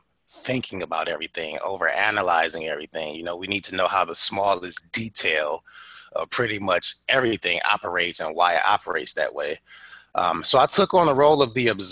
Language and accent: English; Detroit, Michigan, United States; moved away; I grew up in Detroit, and this was a time where looking the way that I look was enough to get you bullied